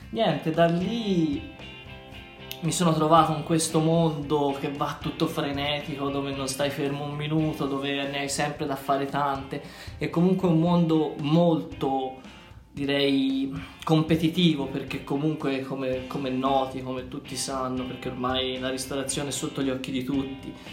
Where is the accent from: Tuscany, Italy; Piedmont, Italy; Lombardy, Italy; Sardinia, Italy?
Tuscany, Italy